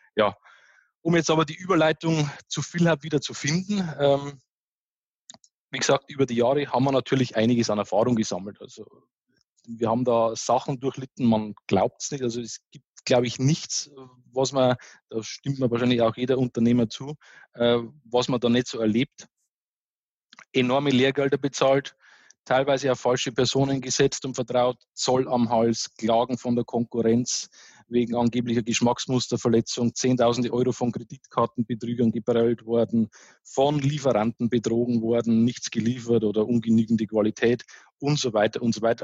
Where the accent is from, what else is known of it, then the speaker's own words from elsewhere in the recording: Bavaria, Germany; accent: Bavarian dialect; du hörst das ja ein bisschen an meinem, an meinem Dialekt, ich bin bayerischer Typ